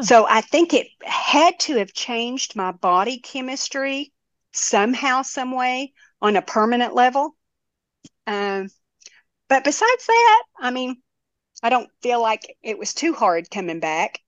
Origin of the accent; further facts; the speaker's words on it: Tennessee, United States; I was from Tennessee